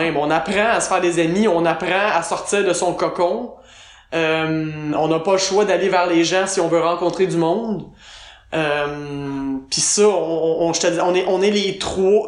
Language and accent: French; Quebec, Canada; moved away as an adult; on retourne au Québec